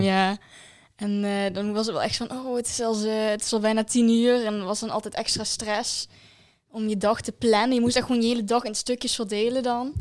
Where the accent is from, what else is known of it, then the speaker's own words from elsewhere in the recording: Valkenburg, Limburg, Netherlands; ik kom uit Valkenburg